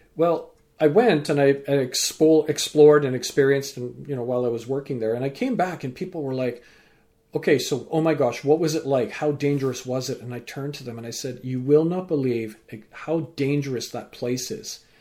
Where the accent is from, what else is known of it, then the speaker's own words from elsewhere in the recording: Vancouver, British Columbia, Canada; also born or lived in England; growing up in, uh, Vancouver, so I'm a British-born Canadian with parents from Fiji and grandparents